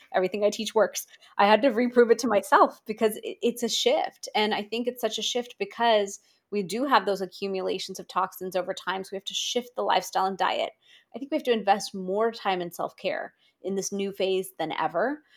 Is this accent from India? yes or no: yes; India; as an Indian